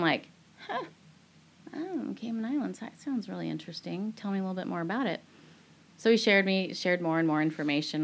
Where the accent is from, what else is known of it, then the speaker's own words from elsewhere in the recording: Bothell, Washington, United States; moved away as an adult; also born or lived in Nepal / Tunisia / Singapore; I grew up on the same street my whole entire life. Um, I grew up in Bothell, Washington